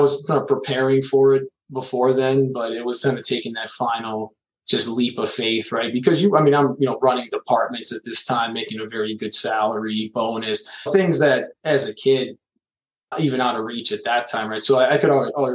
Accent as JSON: {"language": "English", "town": "Chicago", "region": "Illinois", "country": "United States", "tie": "born or raised there", "said": "I'm a kid from Chicago and just grew up in an IT family"}